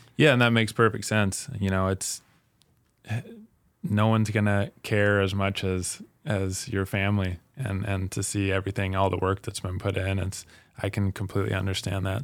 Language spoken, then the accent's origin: English; Salt Lake City, Utah, United States; now in Spokane, United States; I'm from Salt Lake City